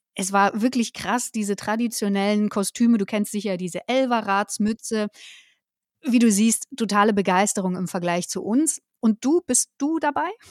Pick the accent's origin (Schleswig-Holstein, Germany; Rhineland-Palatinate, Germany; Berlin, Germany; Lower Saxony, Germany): Berlin, Germany; Ich komme ja aus Berlin